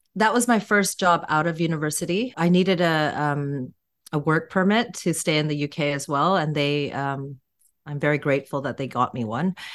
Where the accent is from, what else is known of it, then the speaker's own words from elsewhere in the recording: Vancouver, British Columbia, Canada; now in London, United Kingdom; I was born in Vancouver. I have a Korean background, but born in Canada